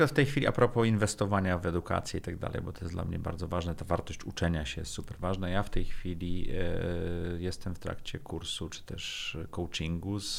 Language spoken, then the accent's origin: Polish; Sopot, Pomeranian Voivodeship, Poland; now in Warsaw, Poland; Wolałbym być w Sopocie, jestem z Sopotu.